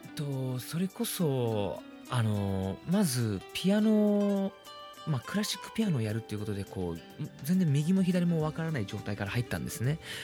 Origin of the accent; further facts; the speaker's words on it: Myanmar; now in Japan; 僕ミャンマー出身なんで